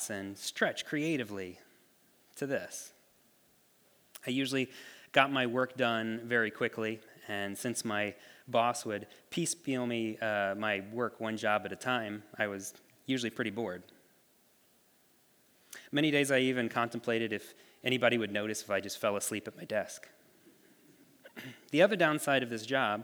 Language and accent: English; Ohio, United States; moved away as an adult; I grew up in Ohio. All my family still lives there